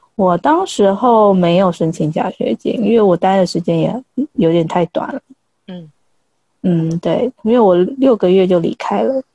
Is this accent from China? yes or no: no; Taiwan; first language Chinese; moved away as an adult; also born or lived in London, United Kingdom; now in India; 我们台湾的呃信件的时候，我们在我们中文的信件，我们中文母语者很容易一眼看过就知道那是什么